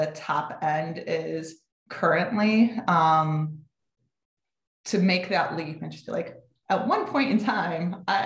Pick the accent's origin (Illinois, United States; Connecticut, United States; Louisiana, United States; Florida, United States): Connecticut, United States; moved away as an adult; also born or lived in Syracuse, New York; I grew up in Connecticut and my goal was to get out of town.